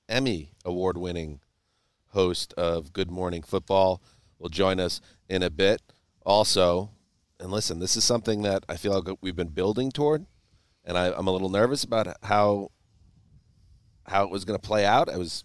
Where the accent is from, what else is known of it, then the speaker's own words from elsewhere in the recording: New York, United States; I, as you know, native of New York.